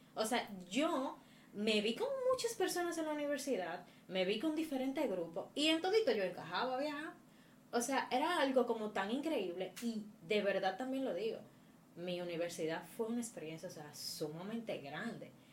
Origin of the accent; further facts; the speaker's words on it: Moca, Espaillat, Dominican Republic; moved away as an adult; now in Santo Domingo, Dominican Republic; mi ciudad natal Moca